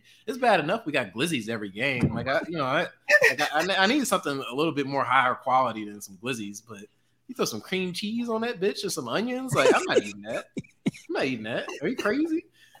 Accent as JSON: {"language": "English", "town": "St. Louis", "region": "Missouri", "country": "United States", "said": "I'm from St. Louis, Missouri"}